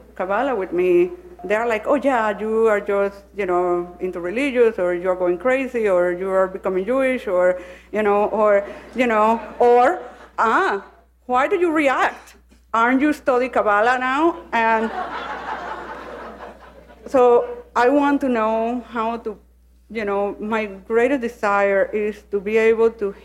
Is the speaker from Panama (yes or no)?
yes; Panama City, Panama; moved away as an adult; now in Miami, United States; I'm originally from Panama City, Panama. But I live in Miami since 20-something years.